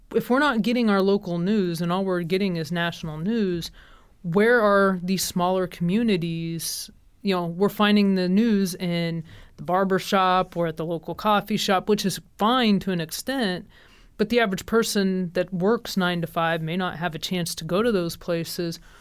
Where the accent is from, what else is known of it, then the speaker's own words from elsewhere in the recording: Kansas City, United States; I'm from Kansas City area